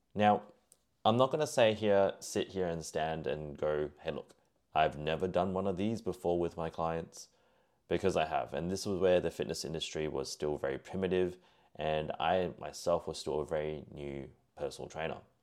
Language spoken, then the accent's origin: English; Singapore; He was of Malaysian descent, like myself, being Singaporean.